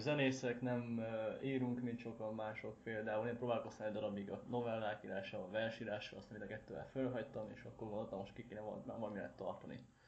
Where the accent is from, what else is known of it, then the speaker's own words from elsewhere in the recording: Szeged, Csongrád-Csanád, Hungary; szegediek vagyunk